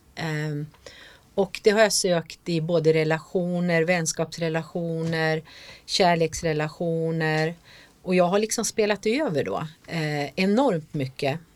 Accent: Jämtland, Sweden; jag kommer ju från Jämtland

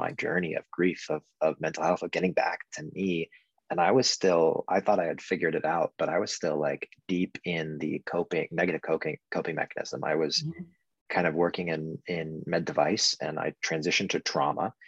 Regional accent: Orange County, California, United States; also born or lived in Berkeley / Sonoma / San Luis Obispo / Los Angeles; now in San Diego, United States; I was born and raised in Orange County

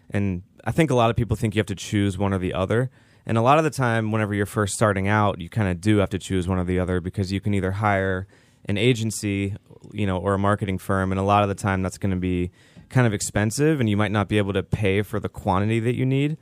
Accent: Pittsburgh, Pennsylvania, United States; moved away as an adult; now in Tampa, United States; I'm from the Pittsburgh area originally, and I moved to Tampa in two thousand thirteen

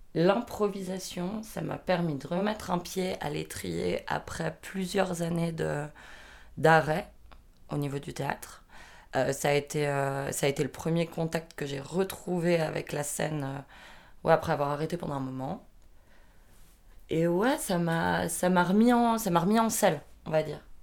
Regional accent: France; j'ai 27 ans, je suis française

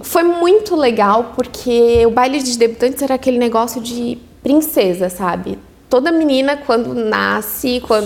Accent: Araranguá, Santa Catarina, Brazil; moved away; also born or lived in Orleans; foi onde eu nasci, onde eu me criei, onde vivi com os meus

